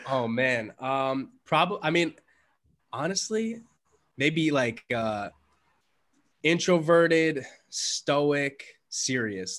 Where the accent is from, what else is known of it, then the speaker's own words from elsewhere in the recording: New York City, New York, United States; I was born in the Bronx.